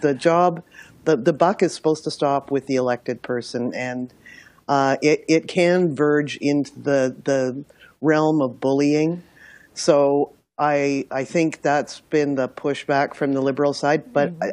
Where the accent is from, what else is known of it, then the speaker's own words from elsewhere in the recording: Milton, Ontario, Canada; I'm from Milton